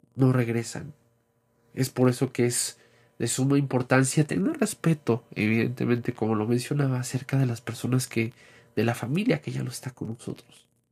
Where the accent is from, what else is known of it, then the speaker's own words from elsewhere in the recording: Mexico; nuestra cultura como mexicanos